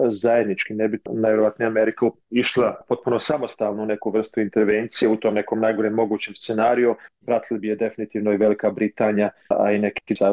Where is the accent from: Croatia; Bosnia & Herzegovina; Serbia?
Bosnia & Herzegovina; Prijedor, Republika Srpska; moved away; Ja potičem iz Republike Srpske, iz Prijedora, ali ne živim u Republici Srpskoj već duže vremena